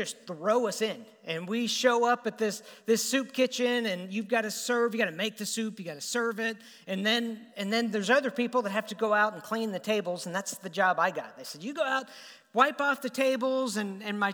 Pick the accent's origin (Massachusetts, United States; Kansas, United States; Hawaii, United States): Kansas, United States; Topeka; I grew up in Topeka, Kansas